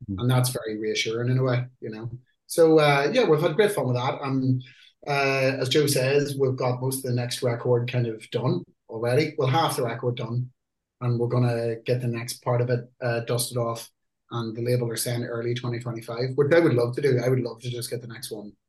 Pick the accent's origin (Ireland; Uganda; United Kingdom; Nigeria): Ireland; UK has always been kind of like a home country for us, even though we're Irish